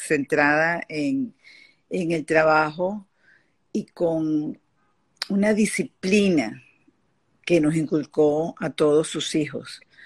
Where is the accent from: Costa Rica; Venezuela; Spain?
Venezuela; also born or lived in Paris, France; yo, nací en París y, porque mis padres estaban justamente eh, viviendo en Francia en, ese momento, volví a Venezuela de bebé